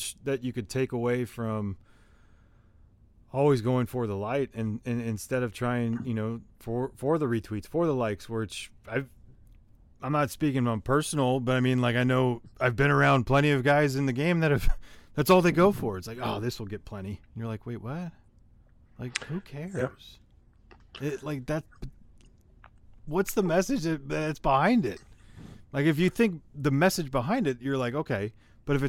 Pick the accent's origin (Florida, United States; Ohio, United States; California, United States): California, United States; San Jose; I grew up in San Jose, California